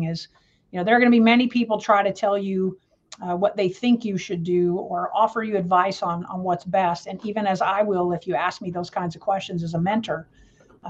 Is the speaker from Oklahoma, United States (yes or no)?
no; Jacksonville, Florida, United States; also born or lived in Louisville, Kentucky; I am a Space Coast baby, which means I grew up in Florida. I was born in Louisville, Kentucky, but my parents, due to my mom's job, we moved to Jacksonville, Florida when I was in the sixth grade